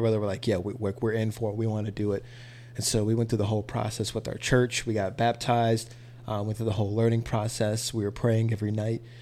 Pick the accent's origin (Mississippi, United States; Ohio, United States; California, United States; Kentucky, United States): Mississippi, United States; now in Dallas, United States; we moved to Mississippi and we spent the rest of our, a majority of my life in Mississippi